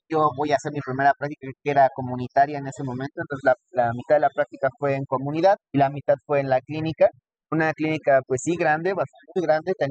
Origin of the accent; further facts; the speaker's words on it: Texcoco, State of Mexico, Mexico; yo estudié toda mi vida en Rompeso, yo soy de Texcoco. Eh, allá estudié la primaria, secundaria, preparatoria